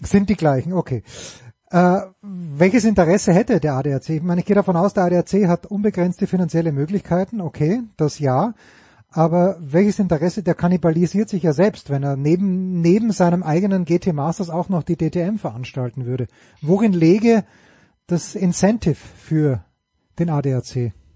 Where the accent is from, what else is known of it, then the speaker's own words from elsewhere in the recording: Austria; ich bin ja ein Österreicher